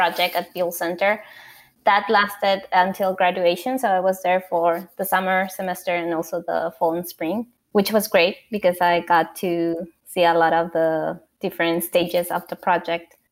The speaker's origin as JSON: {"language": "English", "region": "Lima", "country": "Peru", "moved": "yes", "said": "I'm an architect from Lima, Peru."}